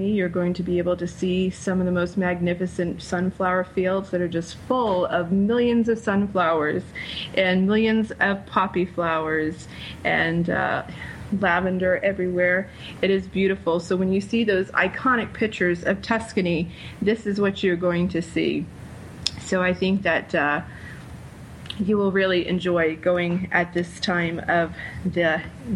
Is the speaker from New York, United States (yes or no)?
no; Rhode Island, United States; the island of Rhodes, which is my home state was named after the island of Rhodes